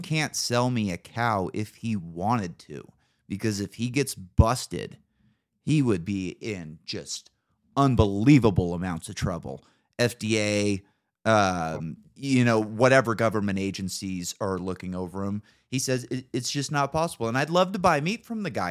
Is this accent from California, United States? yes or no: yes; Northern California, United States; moved away as an adult; now in Idaho, United States; living in Northern California